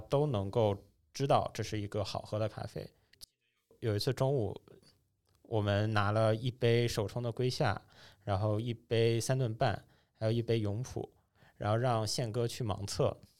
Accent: Dalian, Liaoning, China; moved away; 因为我老家是大连的嘛

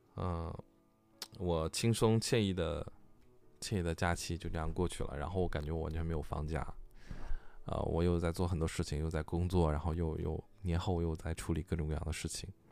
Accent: Northeast China, China; now in Beijing, China; 我老家这边并没有，啊，什么，什么，什么，什么，什么，什么，什么特别的

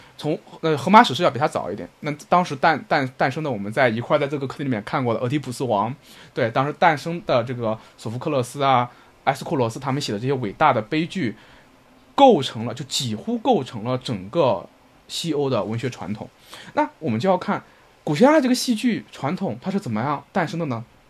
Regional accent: northern China, China; 我的老家，我们北方这种被孔子浸润的地方

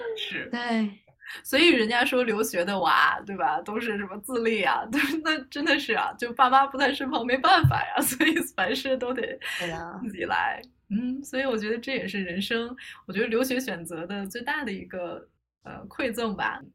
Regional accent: China; now in United States; 咱们都是中国人

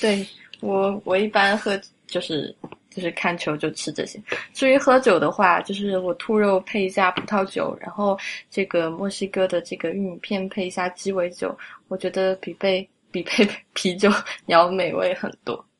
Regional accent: Sichuan, China; moved away; also born or lived in France; 我是四川人

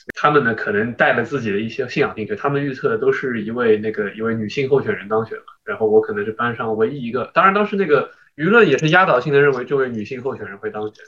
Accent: China; also born or lived in United States / Shanghai; now in Hong Kong; 因为我作为一个中国人

